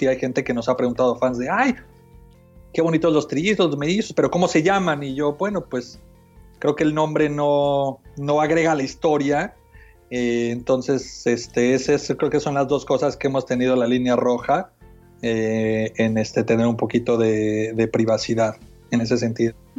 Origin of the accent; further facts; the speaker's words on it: Mexico City, Mexico; moved away as an adult; now in United States; yo nací y crecí en México, en la Ciudad de México, y me mudé a Estados Unidos hace como 17 años